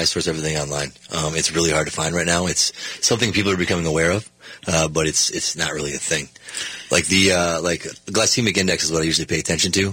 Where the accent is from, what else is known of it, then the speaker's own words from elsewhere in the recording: Minnesota, United States; we're from Minnesota